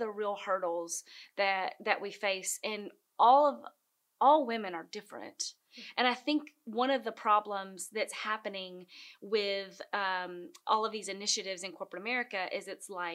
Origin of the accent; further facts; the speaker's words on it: Gainesboro, Tennessee, United States; now in Nashville, United States; I am from Gainesboro, Tennessee.